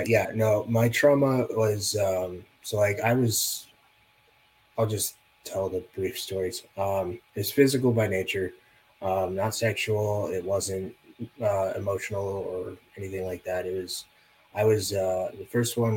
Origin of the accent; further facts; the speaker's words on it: Las Vegas, Nevada, United States; And I grew up in Las Vegas, for those of you who don't know that, which is probably all of you. Yeah, so I grew up in Las Vegas.